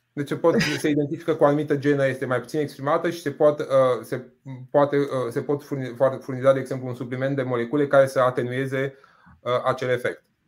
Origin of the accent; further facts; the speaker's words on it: Botoșani, Botoșani County, Romania; moved away; Eu vin din Botoșani